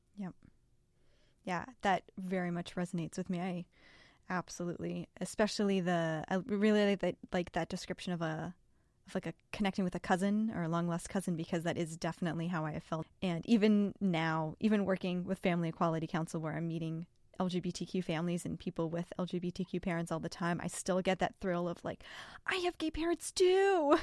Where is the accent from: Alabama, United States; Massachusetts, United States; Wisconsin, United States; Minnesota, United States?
Massachusetts, United States; I grew up in Massachusetts with lesbian moms